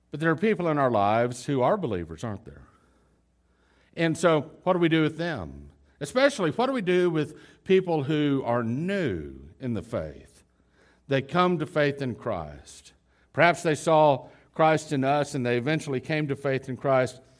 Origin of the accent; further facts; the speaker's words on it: Dallas, Texas, United States; also born or lived in Houston / Lubbock; I grew up in the city. Lubbock is the smallest city I ever grew up in. You know, we moved from Houston to Lubbock and to, then to Dallas, Fort Worth.